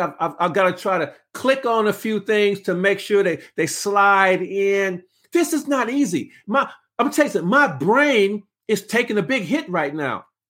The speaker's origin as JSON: {"language": "English", "town": "Los Angeles", "region": "California", "country": "United States", "said": "I'm from South Central Los Angeles"}